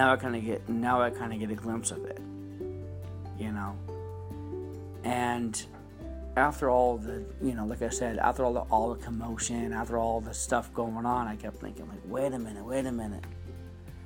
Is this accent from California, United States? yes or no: yes; California, United States; also born or lived in Dublin; I was born and raised here in California all my life, you know, since I was about 5.